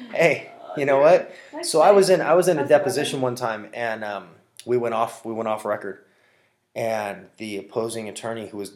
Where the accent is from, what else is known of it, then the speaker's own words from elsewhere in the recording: Los Angeles, California, United States; I grew up in L.A.